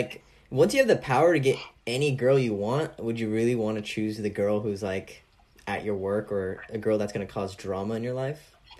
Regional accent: California, United States; I'm from California

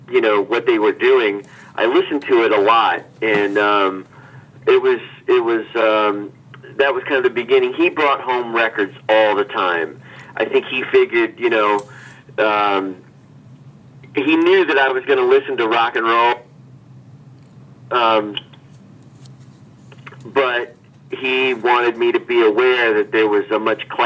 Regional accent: Hannibal, Missouri, United States; now in New York, United States; well, first of all, um, Hannibal was a place where you could dream um, wide open.

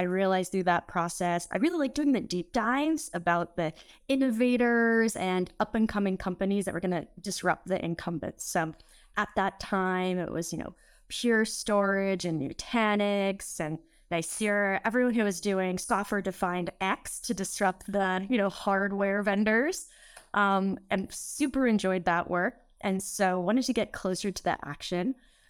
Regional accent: California, United States; I was born and raised in the Bay Area

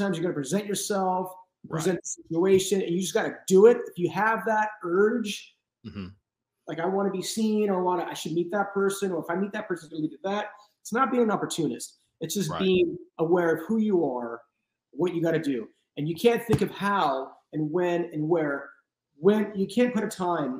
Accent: Los Angeles, California, United States; I'm in my hometown

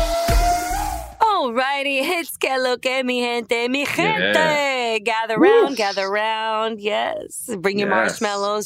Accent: New York City, New York, United States; also born or lived in Upper East Side, Manhattan; I was born in Brooklyn, but I reside on the Upper East Side.

